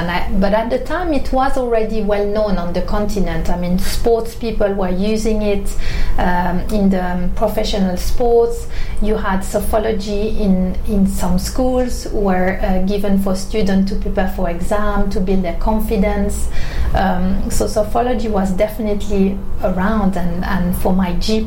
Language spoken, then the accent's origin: English; Switzerland; now in London, United Kingdom; I was living in my hometown in Switzerland